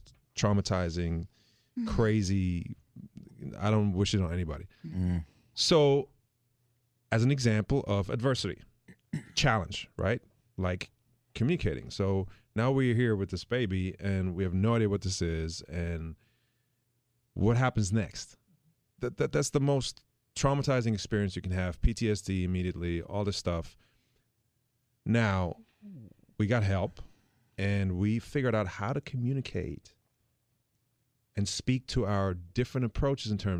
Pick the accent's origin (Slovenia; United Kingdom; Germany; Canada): Germany; moved away; I'm from Germany